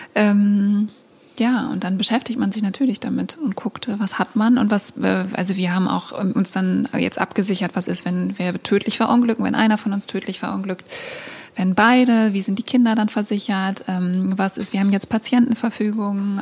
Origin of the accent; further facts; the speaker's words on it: East Frisia, Lower Saxony, Germany; now in Hamburg, Germany; ich bin halt in einem Haus aufgewachsen in Ostfriesland